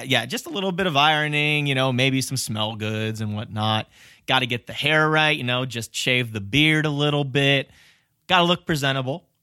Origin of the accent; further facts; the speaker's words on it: Cleveland, Ohio, United States; My hometown